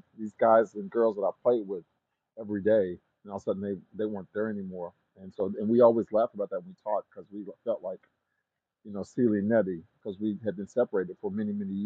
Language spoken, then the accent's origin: English; Oklahoma, United States; So I'm from Oklahoma, a native of Oklahoma